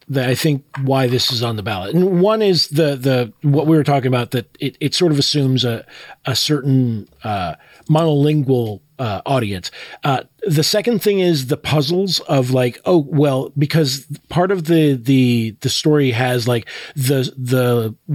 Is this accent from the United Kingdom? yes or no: no; Puerto Rico; I'm from Puerto Rico, we're supposedly considered part of the U.S.